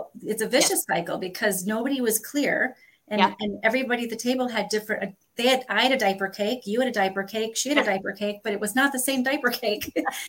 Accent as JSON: {"language": "English", "region": "Northern United States", "country": "United States", "said": "as a Northerner who came to the South, I can promise you, you all have a bunch of weird terms"}